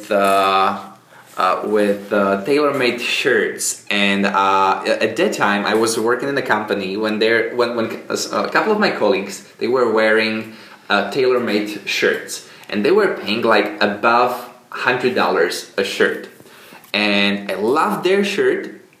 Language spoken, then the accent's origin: English; Czechia; As you said, I'm coming from the Czech Republic, and right now I'm just traveling around the world.